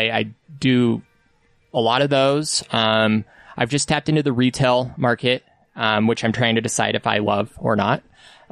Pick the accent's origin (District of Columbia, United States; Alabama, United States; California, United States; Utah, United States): Utah, United States; Salt Lake City; I'm from here